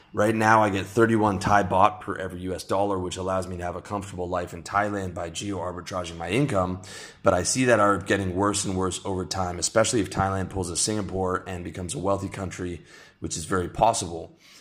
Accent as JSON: {"language": "English", "country": "Canada", "moved": "yes", "lives_now": "Southeast Asia", "said": "I'm Canadian, my income is mostly from the US"}